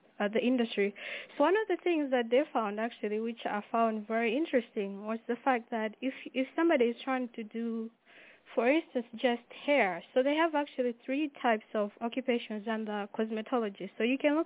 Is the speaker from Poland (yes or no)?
no; Malawi; moved away; I am from Malawi